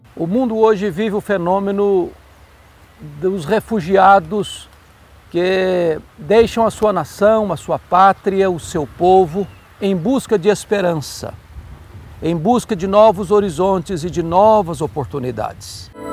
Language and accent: Portuguese; Brazil; E nós, como brasileiros